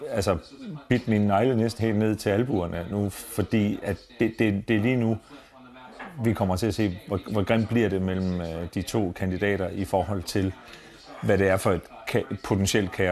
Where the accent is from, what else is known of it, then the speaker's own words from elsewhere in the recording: Denmark; also born or lived in Southern Denmark; for os som danskere